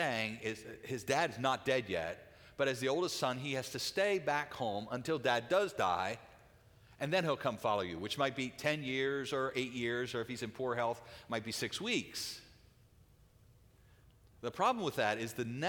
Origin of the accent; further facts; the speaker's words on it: United States; as American Christians